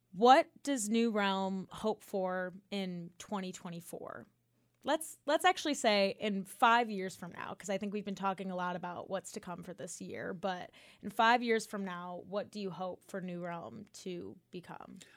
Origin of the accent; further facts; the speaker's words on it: Chicago, Illinois, United States; now in Auburn, United States; I'm also from the north, too. I'm from Chicago